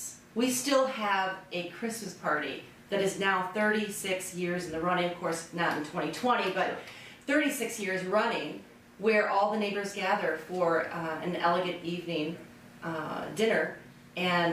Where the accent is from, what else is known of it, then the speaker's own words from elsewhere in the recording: West Chicago, Illinois, United States; also born or lived in Florida / North Aurora; now in Aurora, United States; I grew up in West Chicago